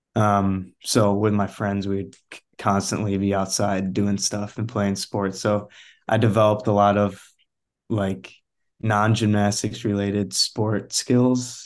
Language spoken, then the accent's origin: English; Chicago suburbs, Illinois, United States; I'm originally from Chicago suburbs, neighborhood Illinois.